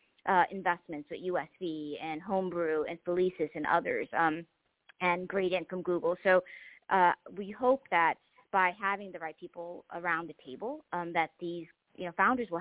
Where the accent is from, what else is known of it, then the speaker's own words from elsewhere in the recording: Boston, Massachusetts, United States; also born or lived in Mozambique; I came over as a refugee. I grew up in the housing projects in Boston.